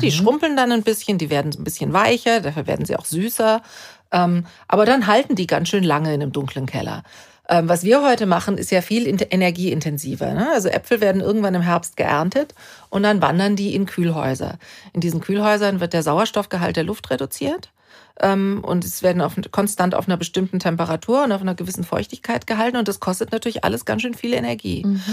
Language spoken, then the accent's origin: German; Germany; bei uns in Deutschland